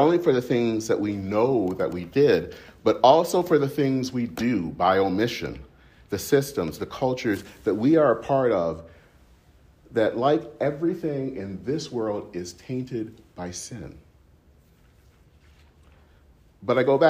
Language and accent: English; southeastern Michigan, United States; All around southeastern Michigan, where I'm from